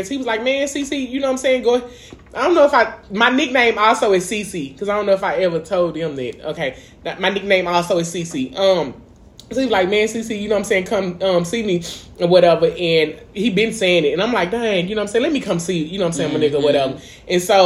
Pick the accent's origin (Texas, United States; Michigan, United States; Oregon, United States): Texas, United States; Dallas; I'm from East Dallas. We both from East Dallas Projects